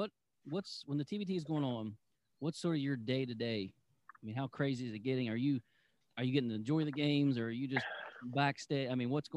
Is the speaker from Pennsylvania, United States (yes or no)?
yes; Philadelphia, Pennsylvania, United States; I'm from Philly